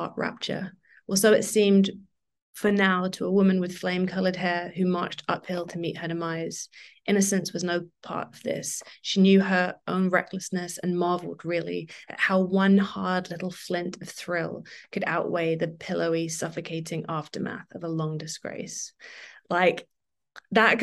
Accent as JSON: {"language": "English", "region": "London", "country": "United Kingdom", "tie": "born or raised there", "moved": "yes", "lives_now": "Margate, United Kingdom", "said": "I didn't grow up here. I grew up in London, but we used to come here for holidays"}